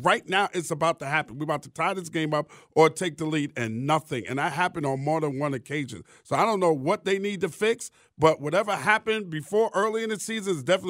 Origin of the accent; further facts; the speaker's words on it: New York, United States; I'm from New York. I know these people, okay?